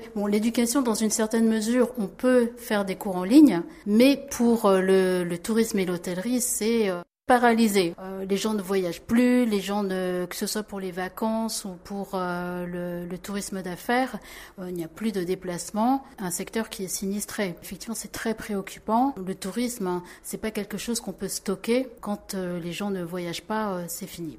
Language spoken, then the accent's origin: French; France; moved away as an adult; now in South Korea; je suis née en France